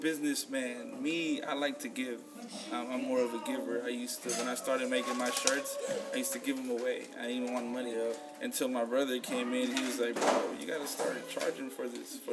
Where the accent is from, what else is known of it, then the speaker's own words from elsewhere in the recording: San Francisco, California, United States; I was born here in San Francisco